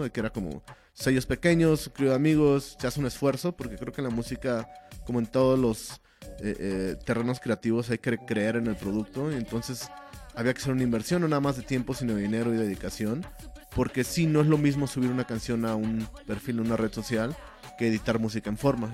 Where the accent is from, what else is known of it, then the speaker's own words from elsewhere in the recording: State of Mexico, Mexico; now in Mexico City, Mexico; Yo crecí en el Estado de México